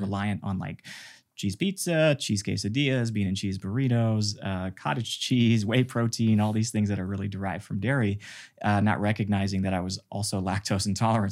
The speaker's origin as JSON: {"language": "English", "region": "Mississippi", "country": "United States", "tie": "born or raised there", "said": "I was born in Mississippi in this farm community where we had a temple"}